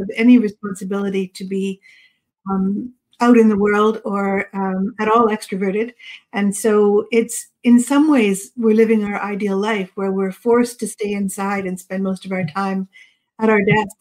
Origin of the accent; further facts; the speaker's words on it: Yarmouth, Nova Scotia, Canada; also born or lived in British Columbia; I grew up in Nova Scotia. I was actually born in BC. And we moved to Nova Scotia when I was 7.